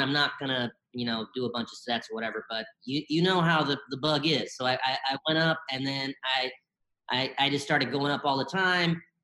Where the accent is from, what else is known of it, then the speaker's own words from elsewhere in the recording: Bennettsville, South Carolina, United States; also born or lived in Columbia, South Carolina; I grew up in South Carolina. I was born in uh, Columbia, South Carolina, and I grew up mostly in a small town called Bennettsville